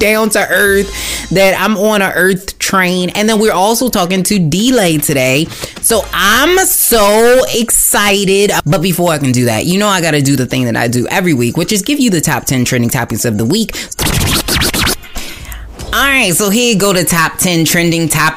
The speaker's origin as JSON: {"language": "English", "town": "Baltimore", "region": "Maryland", "country": "United States", "tie": "born or raised there", "said": "I'm from Baltimore, I grew up in Baltimore"}